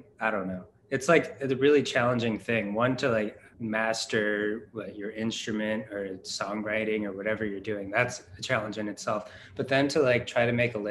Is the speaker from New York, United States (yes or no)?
no; Illinois, United States; now in Grand Rapids, United States; I live in Grand Rapids as well, but I'm from Illinois